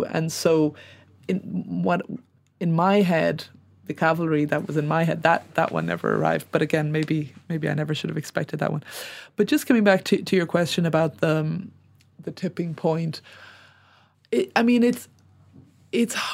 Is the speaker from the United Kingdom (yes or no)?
yes; United Kingdom; I suppose as as a British person